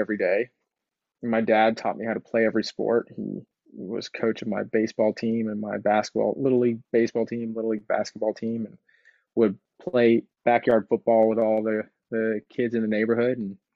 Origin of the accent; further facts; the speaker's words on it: Houston, Texas, United States; also born or lived in Los Angeles; now in Austin, United States; I grew up in Texas. I was born in 1982. All right. And, I'm sixth or seventh generation Houston Texan.